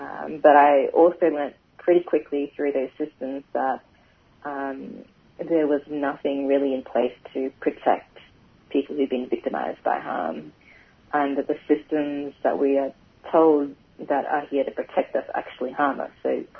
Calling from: Paddington, Queensland, Australia; I'm calling in from, well, my office at the moment in Paddington. But, yeah, I live and work on Yagara and Turrbal country.

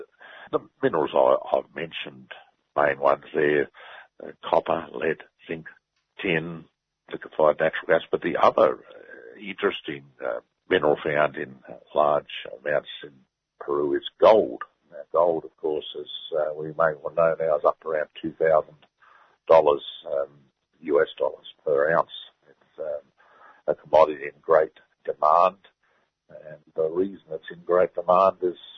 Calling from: Newcastle, New South Wales, Australia; I'm speaking from Newcastle, of course, so I see plenty of these companies around up the Hunter Valley here.

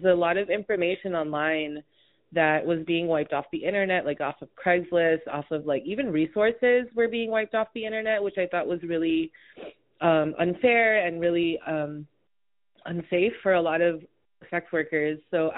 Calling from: Honolulu, Hawaii, United States; also born or lived in New York City; I use they and them pronouns. I'm calling in from Honolulu, Hawaii, specifically the island of Oahu. But I've spent a lot of time in other parts of the U.S., more specifically New York City, but now I'm based in Honolulu.

